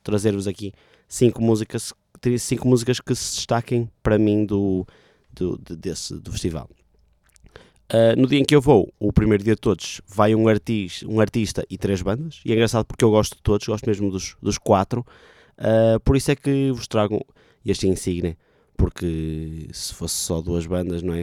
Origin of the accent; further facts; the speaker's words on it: Vila Nova de Gaia, Norte, Portugal; Vila Nova de Gaia, terra de onde eu sou